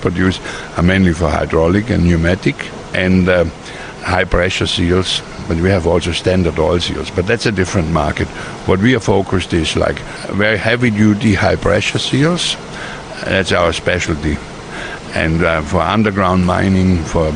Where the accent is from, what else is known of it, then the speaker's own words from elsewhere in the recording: Austria; moved away as an adult; now in Queensland, Australia; I'm from Austria, but I'm Australian permanent resident. Probably more Australian now than Austrian, because I'm longer here than I was in Austria.